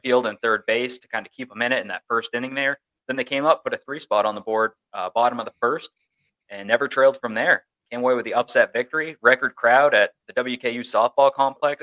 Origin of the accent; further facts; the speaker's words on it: New England, United States; I grew up in New England